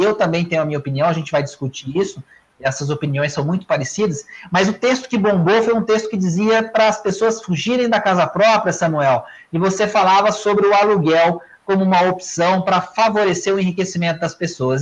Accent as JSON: {"language": "Portuguese", "region": "interior of Minas Gerais", "country": "Brazil", "accent": "Mineirinho do interior", "said": "um sotaque que é o meu, que é do Mineirinho do interior"}